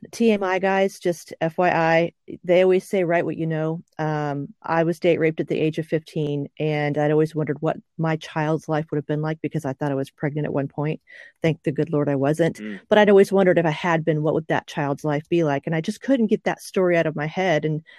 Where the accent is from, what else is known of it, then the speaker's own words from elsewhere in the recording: Oklahoma, United States; also born or lived in Okinawa; 1990, so I'm actually an Oklahoman. And I, since I lived in Okinawa for a while, I'm an Okie from an Okie.